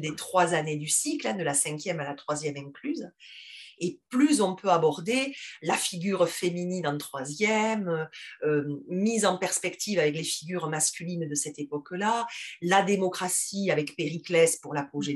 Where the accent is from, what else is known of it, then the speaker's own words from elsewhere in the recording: Toulouse, Occitania, France; accent: toulousain; j'ai un accent qui est très marqué, très toulousain